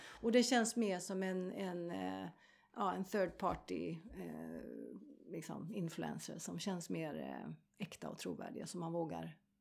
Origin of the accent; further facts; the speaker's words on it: Sweden; jag är svensk